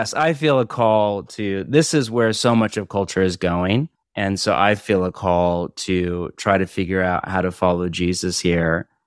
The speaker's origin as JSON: {"language": "English", "area": "Bay Area", "region": "California", "country": "United States", "tie": "born or raised there", "also_born_or_lived": "Portland, Oregon / Orange County, California", "moved": "yes", "lives_now": "Los Angeles, United States", "said": "I grew up in the Bay Area, then I was in Portland for twenty years and now in L"}